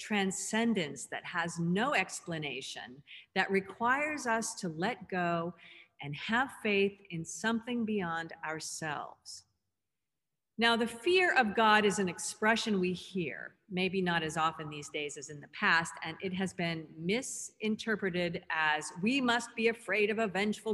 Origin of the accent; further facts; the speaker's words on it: Southern California, United States; growing up in Southern California